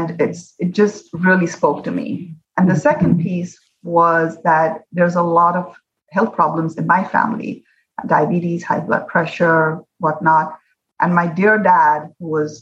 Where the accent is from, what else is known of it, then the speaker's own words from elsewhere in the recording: India; now in Hawaii, United States; When I was growing up in India